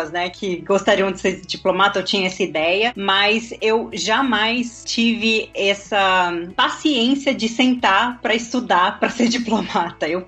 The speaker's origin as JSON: {"language": "Portuguese", "town": "Brasília", "region": "Federal District", "country": "Brazil", "moved": "as an adult", "lives_now": "Vienna, Austria", "said": "eu sou de Brasília, eu estudei Relações Internacionais em Brasília"}